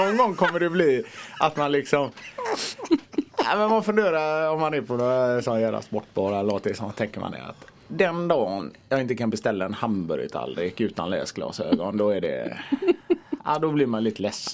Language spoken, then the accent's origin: Swedish; Gothenburg, Västra Götaland, Sweden; jag är från Biskopsgården